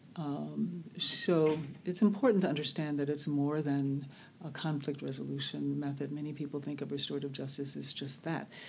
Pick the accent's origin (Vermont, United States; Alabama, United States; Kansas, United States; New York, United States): Alabama, United States; Birmingham; now in Oakland, United States; I was born in Birmingham, Alabama, uh, which we there um, knew as Bombingham, Alabama. Uh, I was raised literally in a neighborhood called Dynamite Hill.